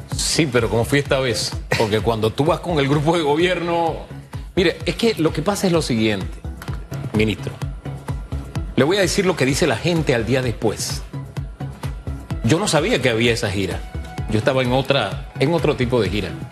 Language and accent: Spanish; Panama; Soy panameño